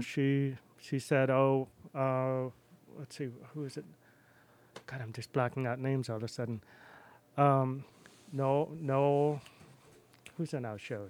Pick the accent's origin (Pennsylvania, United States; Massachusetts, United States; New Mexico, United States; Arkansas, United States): Massachusetts, United States; Wellfleet; accent: New York; also born or lived in New York City / Boston / Philadelphia / Rome, Italy; now in Astoria, United States; I grew up in Cape Cod